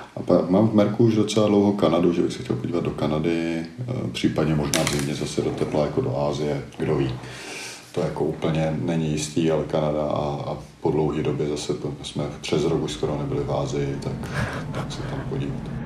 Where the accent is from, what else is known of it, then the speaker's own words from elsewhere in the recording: Czechia; jsem Čech